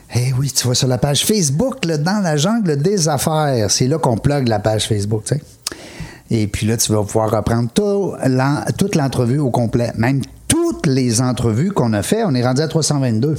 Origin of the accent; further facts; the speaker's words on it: Quebec City, Quebec, Canada; je viens de Québec, hein, c'est ma région.